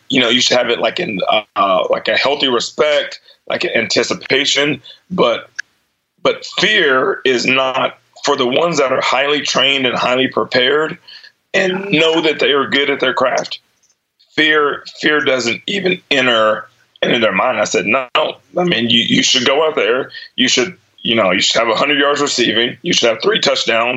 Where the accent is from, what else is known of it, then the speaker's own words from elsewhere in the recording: Mexia, Texas, United States; also born or lived in Dallas; growing up in Mahia? I was like, it was awesome.